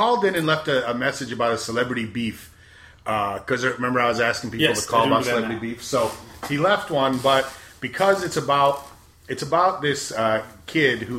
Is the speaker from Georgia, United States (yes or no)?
yes; South Georgia, United States; I grew up not very far from where I grew up in South Georgia